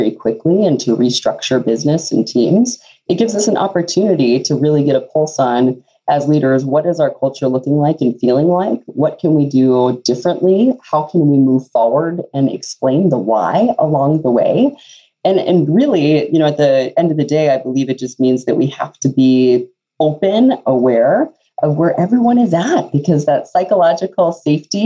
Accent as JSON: {"language": "English", "region": "Texas", "country": "United States", "moved": "yes", "lives_now": "Fargo, United States", "said": "I'm actually from Texas originally, and a long journey brought me to Fargo"}